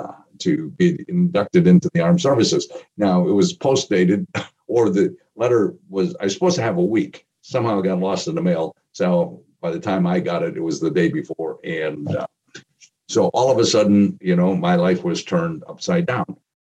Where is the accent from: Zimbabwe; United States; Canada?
United States; Appleton, Wisconsin; growing up in the Midwest, growing up in a place called Appleton, Wisconsin, being a Green Bay Packer fan as a kid during the early part of the 60s